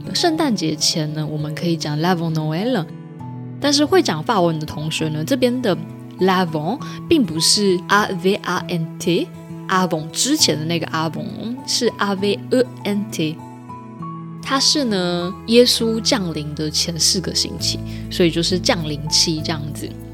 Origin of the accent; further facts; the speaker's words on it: central Taiwan, Taiwan; 我是中部人，所以是Chaud